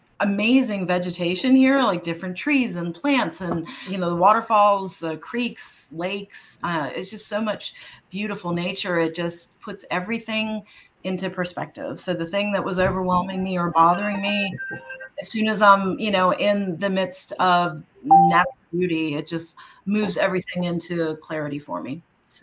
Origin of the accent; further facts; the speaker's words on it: New York, United States; Like, even growing up in New York, I mean, I grew up in Washington Square Park, you know, and that has like little patches of grass and trees.